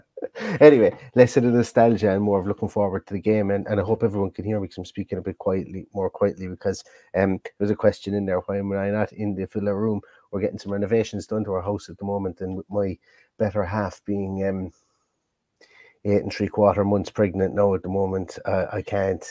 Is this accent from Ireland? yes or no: yes; Ballingarry, Munster, Ireland; my hometown, Ballingarry, County Limerick